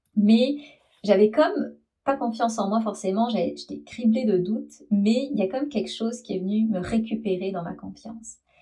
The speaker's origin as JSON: {"language": "French", "country": "France", "moved": "as an adult", "said": "je suis française"}